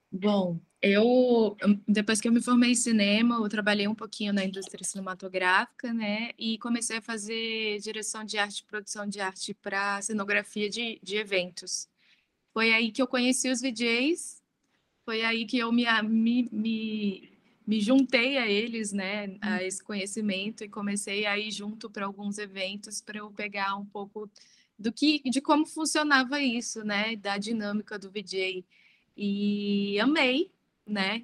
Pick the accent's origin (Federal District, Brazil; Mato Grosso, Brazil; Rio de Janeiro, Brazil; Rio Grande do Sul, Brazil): Federal District, Brazil; Brasília; now in São Paulo, Brazil; eu sou de Brasília, é, atualmente eu moro em São Paulo.